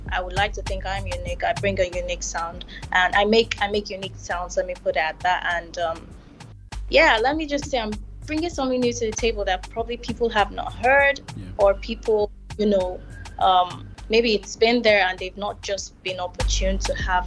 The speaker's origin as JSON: {"language": "English", "town": "Kaduna", "region": "Kaduna State", "country": "Nigeria", "tie": "born or raised there", "also_born_or_lived": "Delta State, Nigeria", "moved": "yes", "lives_now": "Lagos, Nigeria", "said": "I grew up in Kaduna, literally lived like a lot of my life, my young childhood in Kaduna before moving to Lagos."}